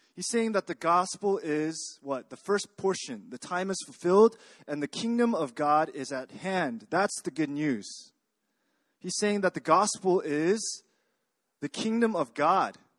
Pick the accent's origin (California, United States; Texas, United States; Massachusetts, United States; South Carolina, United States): Texas, United States; moved away as an adult; now in Korea; I grew up in Texas. Uh, I came to Korea a few years ago